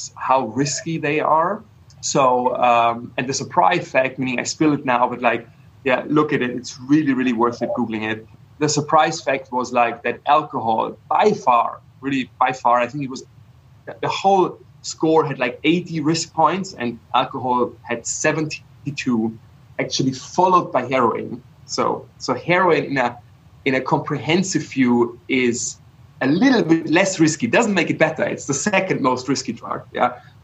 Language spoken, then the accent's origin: English; Bavaria, Germany; I grew up in Bavaria where beer is sort of like a basic nutrition